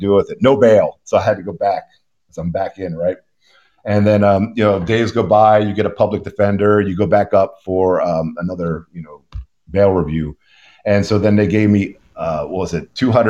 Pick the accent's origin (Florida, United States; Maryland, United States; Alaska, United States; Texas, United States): Maryland, United States; Baltimore; moved away as an adult; now in Houston, United States; I grew up in the Baltimore City, born and raised